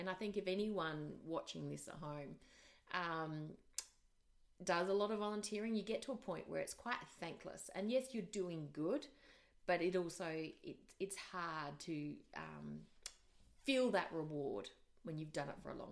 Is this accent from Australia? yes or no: yes; Australia; moved away as an adult; also born or lived in Asia; I'm Australian, I'm married to a Kiwi